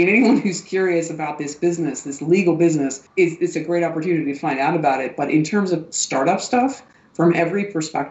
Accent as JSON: {"language": "English", "country": "United States", "also_born_or_lived": "Frankfurt", "moved": "yes", "lives_now": "Germany", "said": "I'm saying this as an American"}